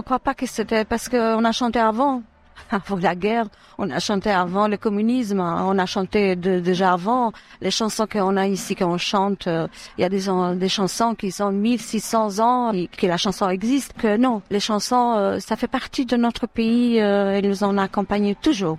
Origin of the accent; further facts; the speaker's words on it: Durrës, Durrës County, Albania; moved away; je suis née à Douros, dans ville euh, centrale, dans une ville centrale de l'Albanie